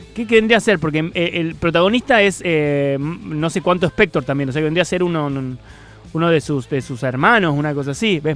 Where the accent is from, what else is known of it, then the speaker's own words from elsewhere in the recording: Córdoba, Argentina; yo soy de Córdoba